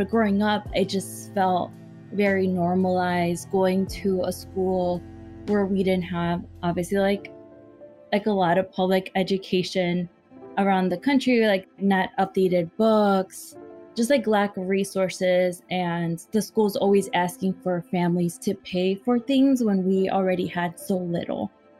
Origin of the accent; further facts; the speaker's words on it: Chicago, Illinois, United States; being born and raised on the Southwest Side